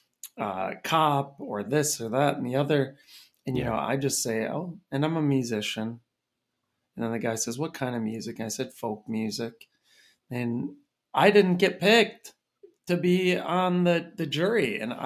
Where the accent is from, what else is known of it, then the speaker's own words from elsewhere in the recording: Red Wing, Minnesota, United States; born there; I mean, I was born in Red Wing, Minnesota.